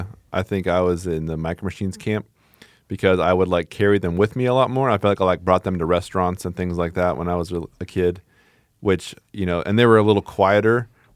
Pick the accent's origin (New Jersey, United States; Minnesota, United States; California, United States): California, United States; Growing up in Southern California, you know, for the stint that I did, I think infuse it into my brain.